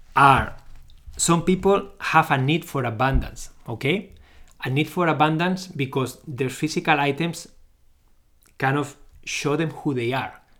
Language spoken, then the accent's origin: English; Barcelona, Catalonia, Spain; moved away as an adult; now in Canada; I'm originally from Barcelona, Spain. but I live in Canada. I lived here since two thousand and twelve